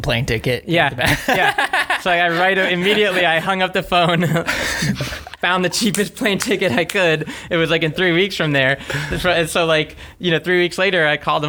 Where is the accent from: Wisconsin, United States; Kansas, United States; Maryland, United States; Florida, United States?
Florida, United States; South; also born or lived in Gainesville, Florida; I grew up in South Florida and I came to Gainesville for for an engineering degree at UF